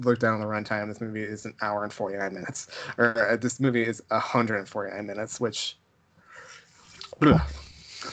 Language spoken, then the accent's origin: English; Nevada, United States; Nevada. And it kind of looked like my hometown. It kind of looked like where I grew up